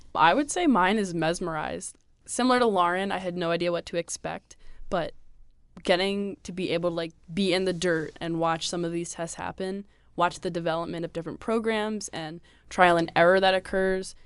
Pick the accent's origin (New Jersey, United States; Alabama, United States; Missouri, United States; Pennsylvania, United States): Pennsylvania, United States; I'm from Pennsylvania, so I go to school at Bucknell.